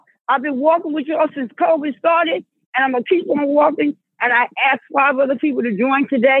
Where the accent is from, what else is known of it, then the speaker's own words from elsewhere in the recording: New York City, New York, United States; moved away as an adult; now in Atlanta, United States; I'm originally from New York City, but I live in Atlanta, Georgia for the last 20 years.